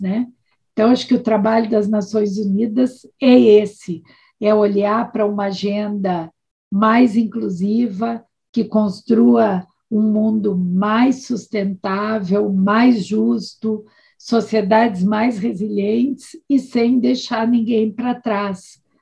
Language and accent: Portuguese; Brazil; trabalhar no Brasil, sendo também brasileira